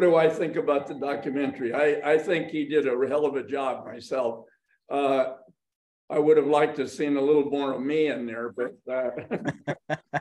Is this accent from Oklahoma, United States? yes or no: no; Los Angeles, California, United States; I was born in Hollywood, California